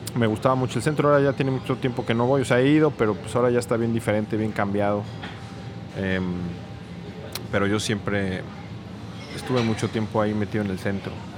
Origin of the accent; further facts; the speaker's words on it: Mexico City, Mexico; also born or lived in France; Yo crecí en la Ciudad de México siempre